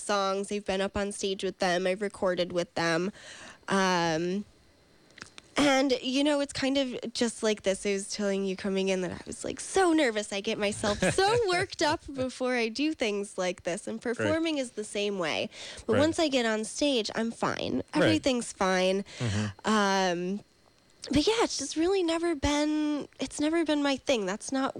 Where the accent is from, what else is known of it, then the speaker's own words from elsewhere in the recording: New York, United States; now in California, United States; I'm from New York.